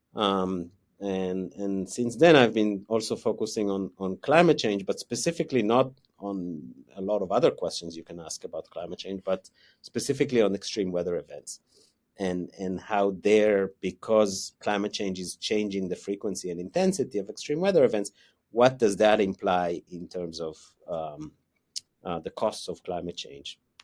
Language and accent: English; Israel; moved away as an adult; also born or lived in United States; now in Wellington, New Zealand; I grew up in Israel, um, so that's, that's where my accent comes from.